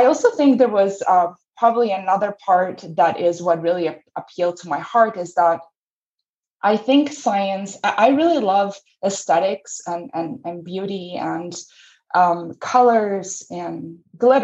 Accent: Italy; moved away as an adult; also born or lived in New York / Michigan; now in United States; I grew up in Italy

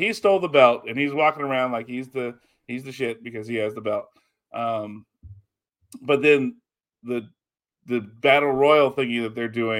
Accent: Texas, United States; we can make fun of Austin because we're Texan.

